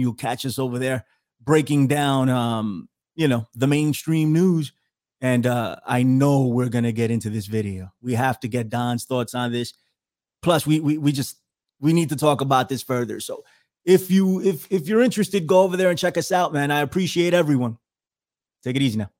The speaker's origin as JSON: {"language": "English", "town": "New York City", "region": "New York", "country": "United States", "tie": "born or raised there", "said": "I'm from the Bronx. I was born in the Bronx, raised in the Bronx."}